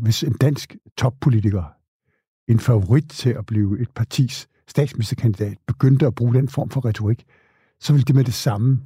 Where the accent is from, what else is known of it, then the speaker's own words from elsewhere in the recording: Denmark; os danskere